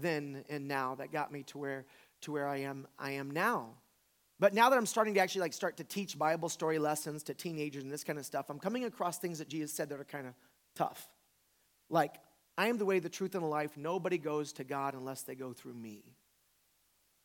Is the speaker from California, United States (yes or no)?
no; Pensacola, Florida, United States; I'm born in America, in the South, raised in a Christian family